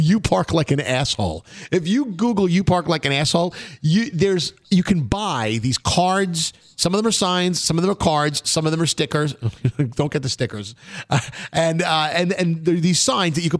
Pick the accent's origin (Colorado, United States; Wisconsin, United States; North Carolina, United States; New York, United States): New York, United States; New York City; growing up in Brooklyn when we were 15 years old